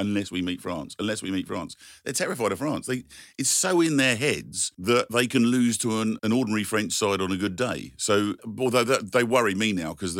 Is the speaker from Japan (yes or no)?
no; London, United Kingdom; We grew up in Southall